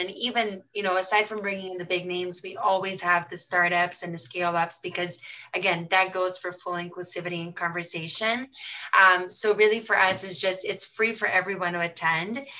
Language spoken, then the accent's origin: English; Brazil; moved away; I was born and raised in Brazil, Egyptian parents